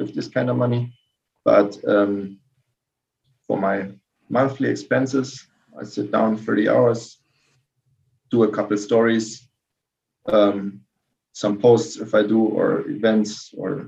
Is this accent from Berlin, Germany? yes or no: no; Karlsruhe, Baden-Württemberg, Germany; I grew up in Karlsruhe, which is like just over the border, like from Strasbourg.